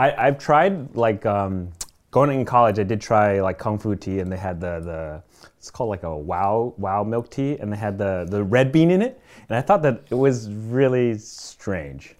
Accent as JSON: {"language": "English", "region": "Florida", "country": "United States", "tie": "born or raised there", "moved": "yes", "said": "I grew up in Florida"}